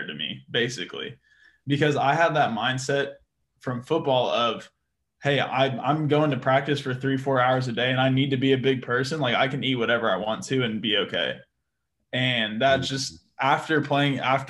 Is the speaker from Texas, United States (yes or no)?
yes; Austin, Texas, United States; also born or lived in Seguin; now in San Antonio, United States; I'm originally from Austin. I'm in San Antonio now